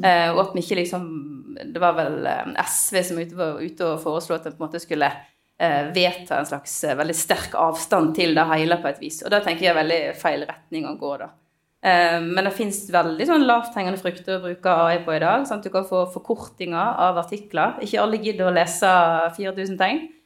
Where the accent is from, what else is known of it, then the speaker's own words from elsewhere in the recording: Voss, Vestland, Norway; Voss, for eksempel, der jeg kommer fra